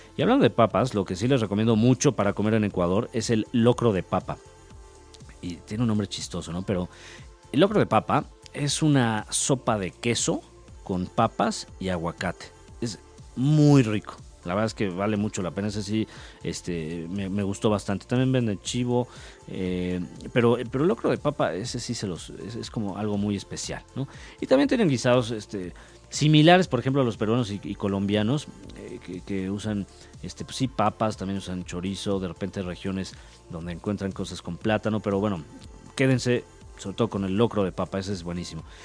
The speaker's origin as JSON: {"language": "Spanish", "country": "Mexico", "said": "yo soy mexicano"}